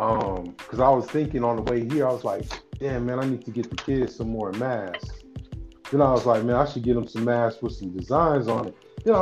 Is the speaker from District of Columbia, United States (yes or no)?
no; Foster City, California, United States; I was coming from Foster City in San Mateo